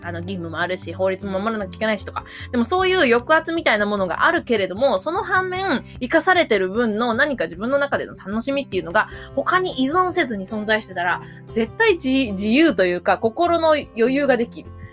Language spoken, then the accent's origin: Japanese; Mie, Japan; moved away; 実は今日は三重県におります。私の実家なんですけれども